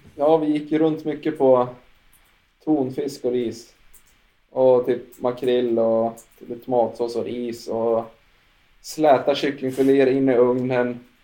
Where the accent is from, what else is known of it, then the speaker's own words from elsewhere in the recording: Jämtland, Sweden; åkte mycket långlopp här hemma i Jämtland